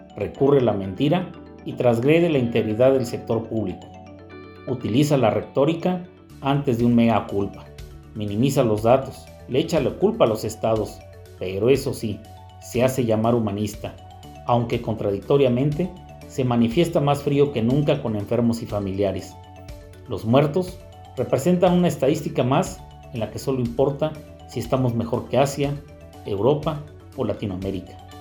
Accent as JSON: {"language": "Spanish", "country": "Mexico"}